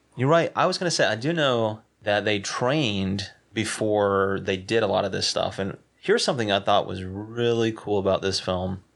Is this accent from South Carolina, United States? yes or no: yes; South Carolina, United States; I'm from South Carolina